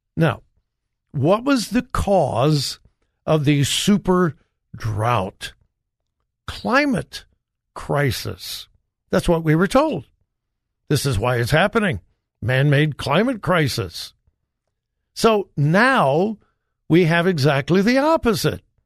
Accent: Southern California, United States; moved away; I grew up in Southern California.

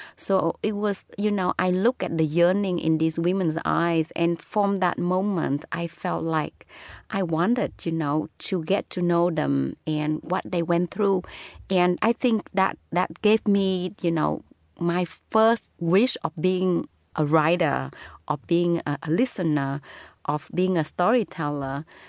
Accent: Southern Vietnam, Vietnam; born or raised there

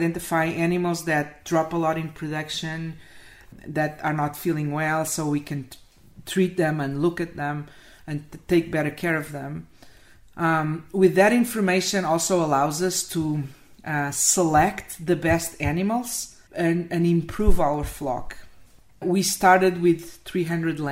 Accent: Portugal; moved away as an adult; also born or lived in Spain; now in United States; I'm from Portugal, but I was working in Spain at that time in 2014

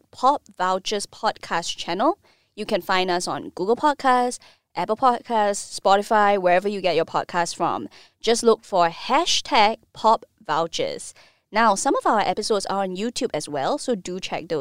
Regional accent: Singapore; I grew up in Bukit Permai

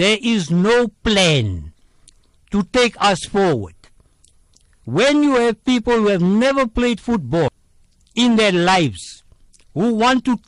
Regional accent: South Africa; I am a South African first, before an Indian

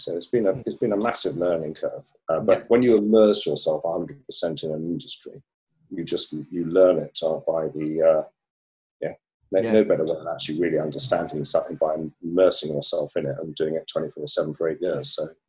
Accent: Hong Kong; born there; I was born in Hong Kong out of a military family. So my father was a colonel in the British Army. And hence I got born in Hong Kong because he was stationed there.

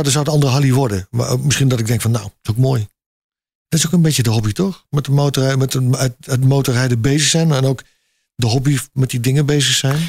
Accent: North Brabant, Netherlands; ik kom overal, maar ik ben Brabander

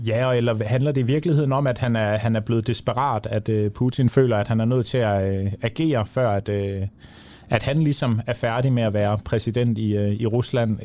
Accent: Denmark; vi som danskere

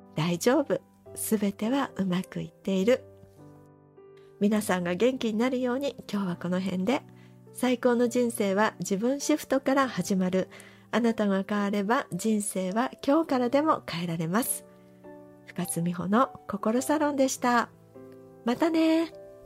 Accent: Shimizu, Shizuoka, Japan; 私は旧清水市出身なので、七月といえば、浴衣を着て、清水七夕祭りに行くのが楽しみでした

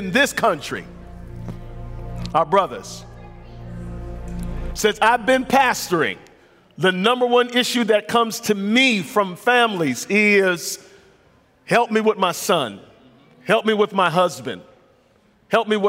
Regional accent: United States

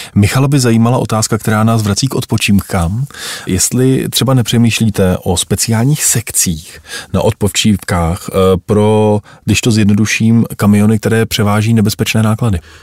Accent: Czechia; jsme my Češi

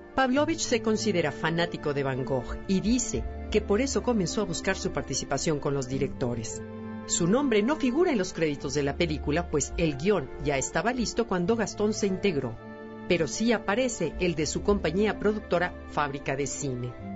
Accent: Mexico; como mexicanos

